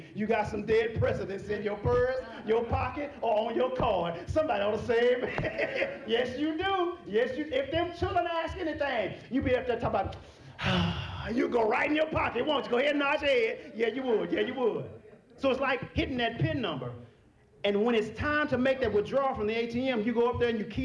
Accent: Texas, United States; I'm from Texas

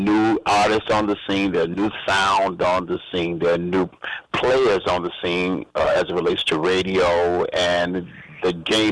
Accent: Chicago, Illinois, United States; now in Washington, D.C., United States; I'm from Chicago and also and live in D.C.

